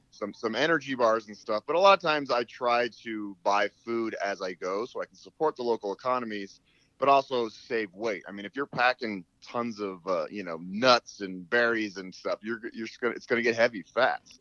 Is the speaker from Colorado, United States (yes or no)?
yes; Boulder, Colorado, United States; I am born and raised in Boulder, Colorado